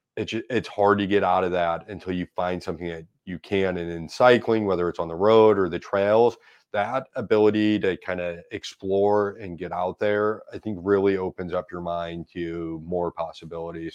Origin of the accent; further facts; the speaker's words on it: St. Louis, Missouri, United States; I grew up in South Saint Louis in Dogtown